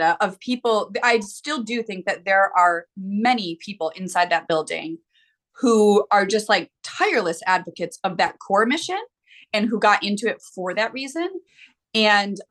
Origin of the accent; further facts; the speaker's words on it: United States; I'm an American